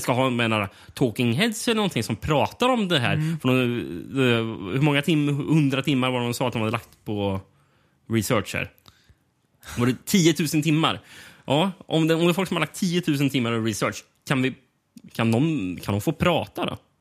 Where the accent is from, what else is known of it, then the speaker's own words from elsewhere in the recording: Sweden; som svensk